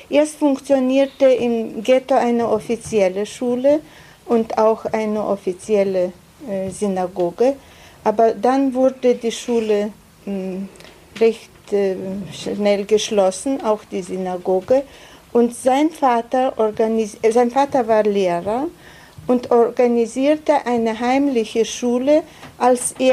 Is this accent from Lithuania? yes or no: yes; Plungė, Telšiai County, Lithuania; born there; Also ich bin in Plunge geboren. Plunge ist keine große Stadt, in Teil Jamaitia von Litauen, in einer Familie, wo sechs Kinder waren.